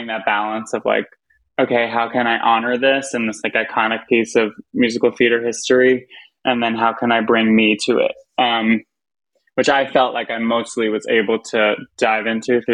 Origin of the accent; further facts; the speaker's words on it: Long Island, New York, United States; I'm from Long Island